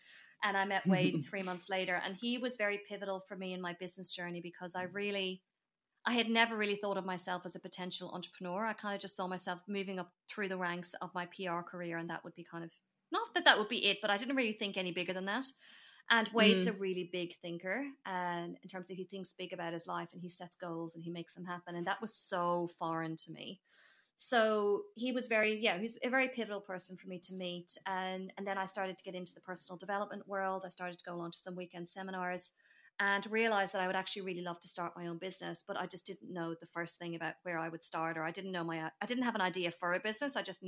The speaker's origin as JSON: {"language": "English", "country": "Ireland", "moved": "as an adult", "lives_now": "Australia", "said": "So I am obviously originally from Ireland, for anyone who you know, one day I feel like I'll say that and people go, no way, you sound Australian. So I arrived in Australia 10 years ago this year"}